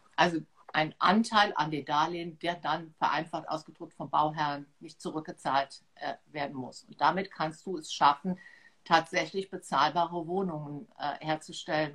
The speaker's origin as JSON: {"language": "German", "town": "Trier", "region": "Rhineland-Palatinate", "country": "Germany", "tie": "born or raised there", "moved": "as an adult", "lives_now": "Mainz, Germany", "said": "geboren bin ich halt in Trier, dort aufgewachsen"}